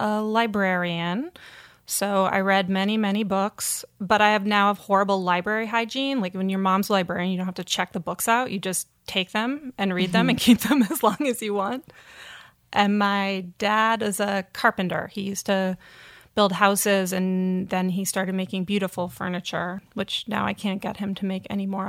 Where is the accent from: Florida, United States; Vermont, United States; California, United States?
Vermont, United States; Townshend; I grew up in Vermont, actually, in a little town called Townsend.